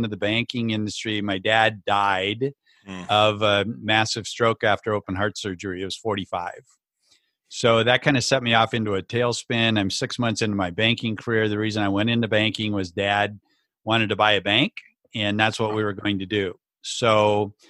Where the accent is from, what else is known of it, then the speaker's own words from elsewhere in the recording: rural southwestern Minnesota, United States; also born or lived in Le Mars, Iowa; grew up in the great state of Minnesota.